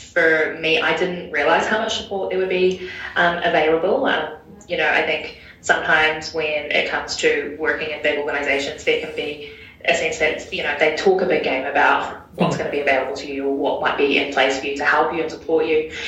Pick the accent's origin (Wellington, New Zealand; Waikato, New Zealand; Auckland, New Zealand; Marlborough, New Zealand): Auckland, New Zealand; moved away as an adult; now in Christchurch, New Zealand; I'm based in the Ōtautahi office, but I grew up in Tamaki.